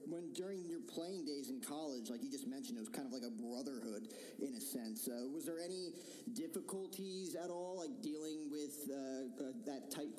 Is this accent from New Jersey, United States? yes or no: yes; New Jersey, United States; I grew up in New Jersey.